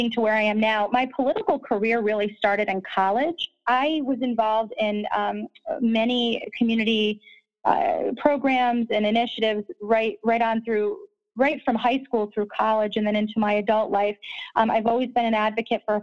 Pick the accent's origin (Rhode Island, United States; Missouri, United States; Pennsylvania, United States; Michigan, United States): Rhode Island, United States; East Providence; now in Smithfield, United States; I grew up in East Providence, so most of my upbringing was in the East Bay.